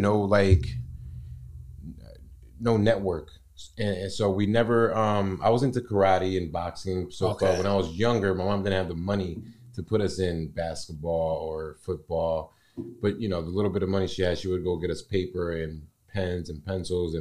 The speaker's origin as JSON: {"language": "English", "region": "Connecticut", "country": "United States", "tie": "born or raised there", "also_born_or_lived": "Puerto Rico / Philadelphia", "said": "I was born in Puerto Rico when I was three. I moved to Connecticut, Philadelphia. Philly. And then from there, my mom came down to CT and we started, making our way of life out here"}